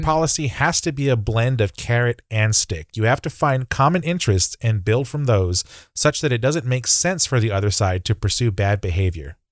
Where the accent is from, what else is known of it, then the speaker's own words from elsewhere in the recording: Texas, United States; as a Texan